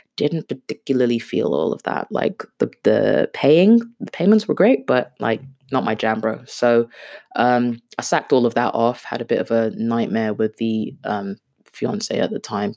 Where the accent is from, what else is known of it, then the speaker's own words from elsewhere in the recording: United Kingdom; first language Swahili; English is a second language; also born or lived in Kenya / Brighton; my parents took me to the U K when I was around six years old